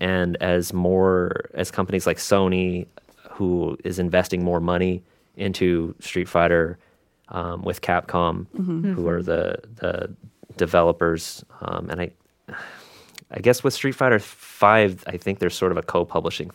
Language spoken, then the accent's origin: English; Seattle, Washington, United States; I grew up mostly in the Seattle area